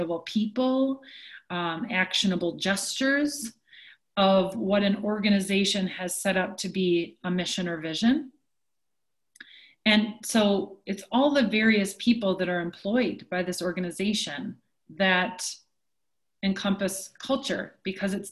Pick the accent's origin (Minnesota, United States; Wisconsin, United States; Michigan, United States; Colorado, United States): Wisconsin, United States; Onalaska; I grew up in Onalaska, Wisconsin